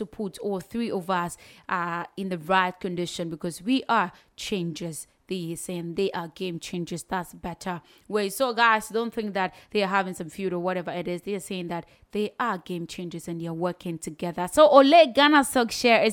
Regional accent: Ghana; as a Ghanaian

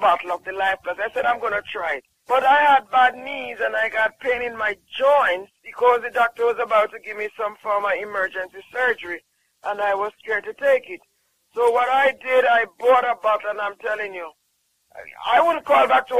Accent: Jamaica

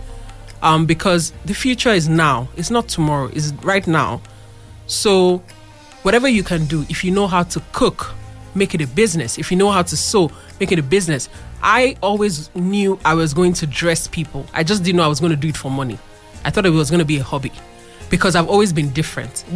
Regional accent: Abeokuta, Ogun State, Nigeria; we are from Abeokuta

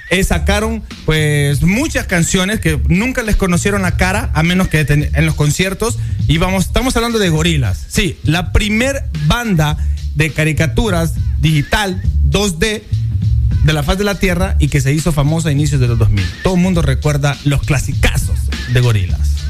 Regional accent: Guanaja, Bay Islands, Honduras; de donde yo soy, de Guanaja, de la Bahía

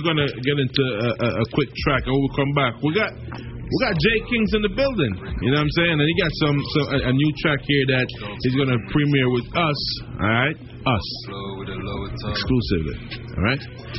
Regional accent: Jamaica; I'm Jamaican

